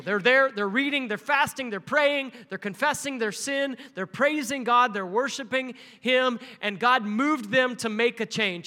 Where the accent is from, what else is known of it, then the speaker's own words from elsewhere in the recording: Nebraska, United States; this little Baptist church in my hometown. It's a tiny little town in Nebraska